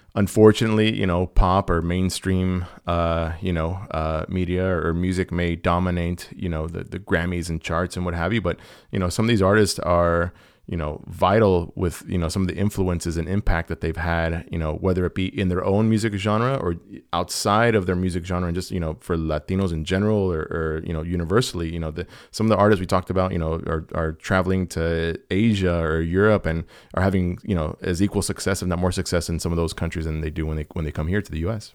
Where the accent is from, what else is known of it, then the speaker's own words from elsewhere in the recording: Southern California, United States; I grew up here in Southern California